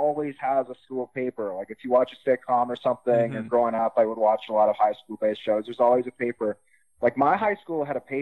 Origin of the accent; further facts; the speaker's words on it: Winnipeg, Manitoba, Canada; moved away as an adult; now in rural Manitoba, Canada; I'm originally from Winnipeg